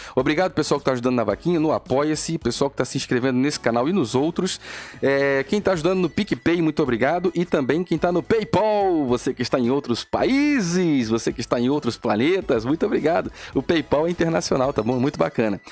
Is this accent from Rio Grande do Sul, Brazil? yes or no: no; Rio de Janeiro, Brazil; Estou aqui para defender o povo carioca. Estou aqui para defender o meu povo, minha terra, minha gente